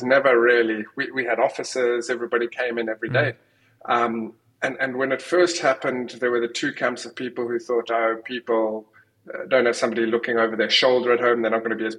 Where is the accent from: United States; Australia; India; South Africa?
South Africa; moved away; also born or lived in United Kingdom; I'm from South Africa originally